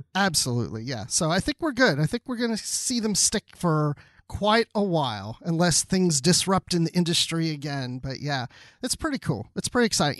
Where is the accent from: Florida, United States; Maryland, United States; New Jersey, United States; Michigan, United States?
Maryland, United States; growing up in Maryland as a kid